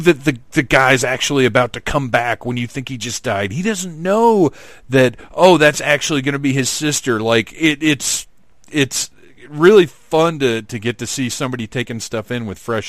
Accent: Atlanta, Georgia, United States; So here in Atlanta, Doctor Who aired Saturday nights at 11 or 11:30 on PBS

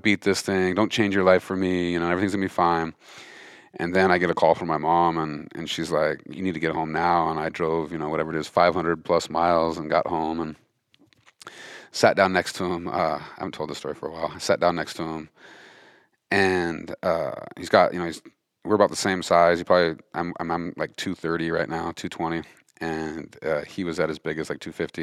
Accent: Montana, United States; grew up in Montana, fifth generation Montanan

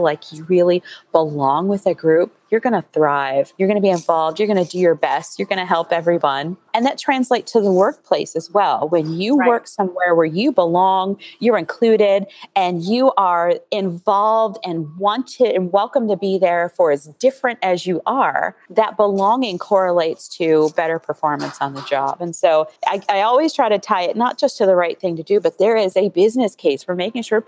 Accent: Columbus, Ohio, United States; moved away; I'm originally from Columbus, Ohio

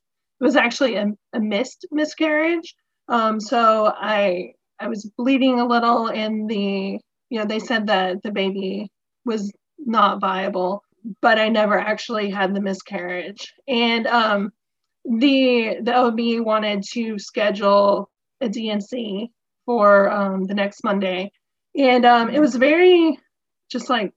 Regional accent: Atlanta, Georgia, United States; moved away as an adult; also born or lived in South Carolina; now in Virginia, United States; I'm originally from Georgia, the Atlanta area, and I moved to South Carolina after college

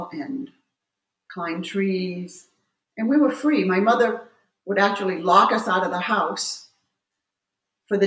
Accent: Waterville, Maine, United States; moved away as an adult; also born or lived in Virginia; now in Maine, United States; I grew up in Waterville.

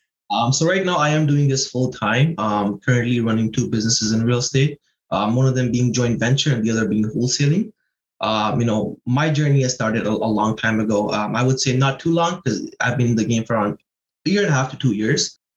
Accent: Pakistan; now in Toronto, Canada; I'm originally from Pakistan. Um, came here in 2009.

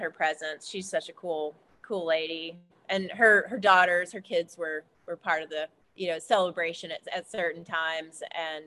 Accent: Appalachia, United States; growing up here

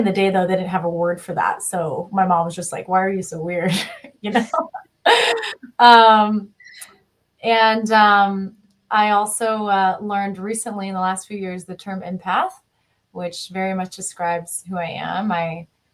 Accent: rural Kansas, United States; I grew up in Kansas, rural Kansas

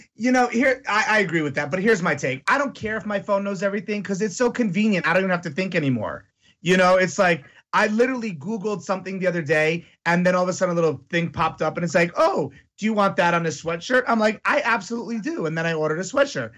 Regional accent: Greenwich, Connecticut, United States; I grew up with them in Greenwich, Connecticut

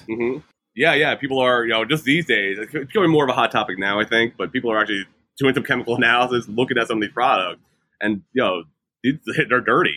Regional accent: New York, United States; moved away as an adult; also born or lived in California; I'm from New York originally

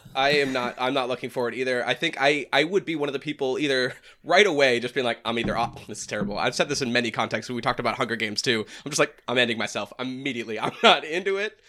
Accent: New Hampshire, United States; I'm from the Boston area, which I don't know if anyone can ever get that a, a taste of that accent. I'm like I'm north of it in New Hampshire

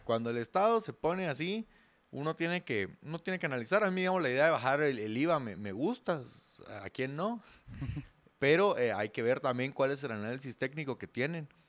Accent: Guatemala

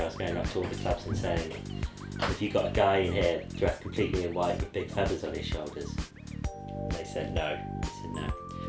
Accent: England, United Kingdom; I'm English.

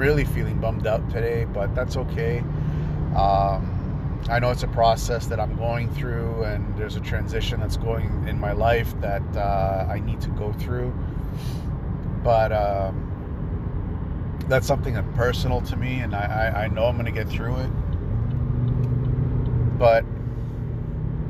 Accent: Canada; also born or lived in Greece; I'm Canadian

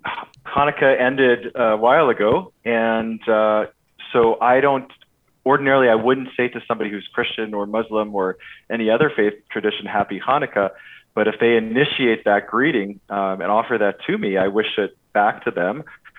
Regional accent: Winnipeg, Manitoba, Canada; moved away; I grew up in Winnipeg for all of my childhood.

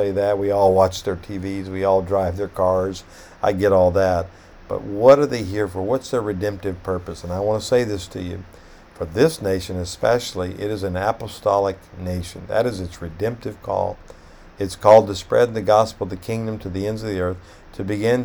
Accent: United States; as an American

